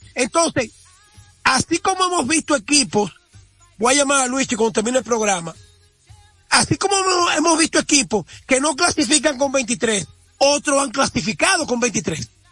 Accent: La Vega, Dominican Republic; identificarme con mi pueblo

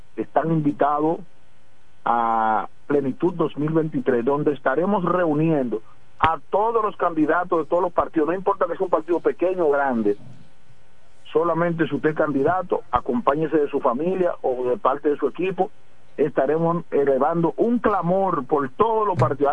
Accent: La Romana, Dominican Republic; somos de la Romana

